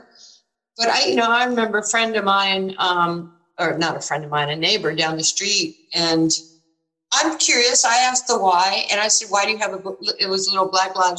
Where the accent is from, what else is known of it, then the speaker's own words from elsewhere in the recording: New York, United States; moved away as an adult; When I was growing up in New York, you know, going up to Rucker Park